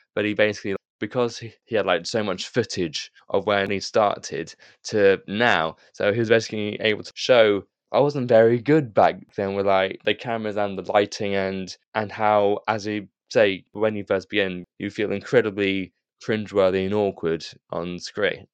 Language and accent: English; United Kingdom; as a Brit